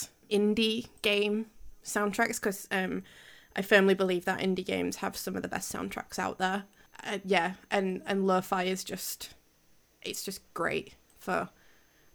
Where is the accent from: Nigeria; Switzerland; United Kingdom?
United Kingdom; Yorkshire and the Humber; accent: Yorkshire